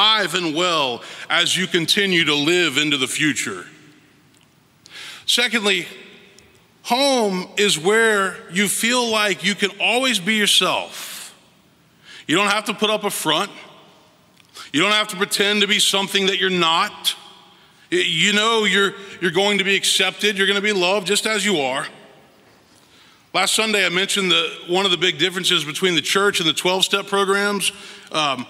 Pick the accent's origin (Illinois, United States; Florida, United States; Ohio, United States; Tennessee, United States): Tennessee, United States; Memphis; moved away as an adult; also born or lived in Fort Worth, Texas / Vail, Colorado / Princeton, New Jersey / New York City; now in Nashville, United States; I moved back home to my hometown, Memphis, Tennessee.